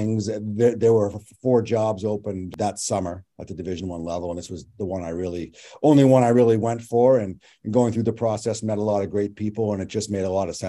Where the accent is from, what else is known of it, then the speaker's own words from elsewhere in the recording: Westborough, Massachusetts, United States; I'm from Westboro. My family's in this area. I grew up here, grew up playing, you know, youth hockey in this rink